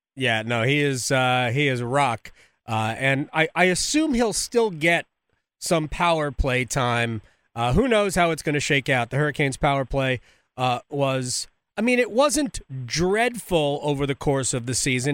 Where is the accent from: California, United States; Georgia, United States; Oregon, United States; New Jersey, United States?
New Jersey, United States; Montclair; also born or lived in Little Falls, New Jersey; Montclair. I'm from the New York part of New Jersey